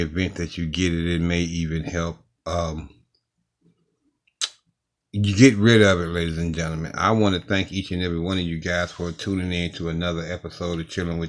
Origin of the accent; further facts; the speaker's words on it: Cleveland, Ohio, United States; I'm from Ohio, Cleveland, Ohio, specifically.